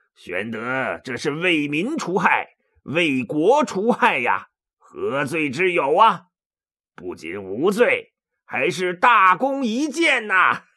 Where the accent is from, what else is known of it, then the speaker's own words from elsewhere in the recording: China; 我们中国人